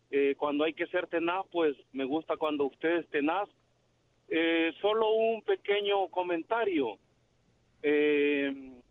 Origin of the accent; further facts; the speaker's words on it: El Salvador; now in United States; yo soy salvadoreño, ¿verdad?